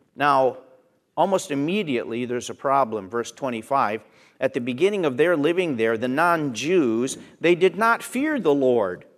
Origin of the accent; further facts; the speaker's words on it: Pennsylvania, United States; Where I grew up in Pennsylvania, we told Pollock jokes